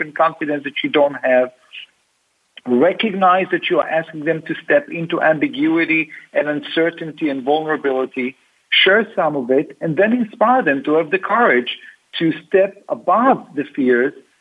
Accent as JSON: {"language": "English", "town": "Tel Aviv", "region": "Tel Aviv District", "country": "Israel", "tie": "born or raised there", "moved": "yes", "lives_now": "United States", "said": "I grew up in Tel Aviv."}